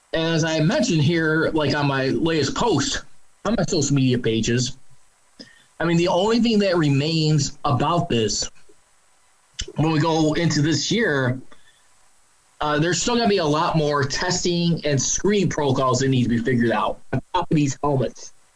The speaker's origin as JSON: {"language": "English", "town": "Chicago", "region": "Illinois", "country": "United States", "tie": "born or raised there", "said": "my hometown Chicago Bears"}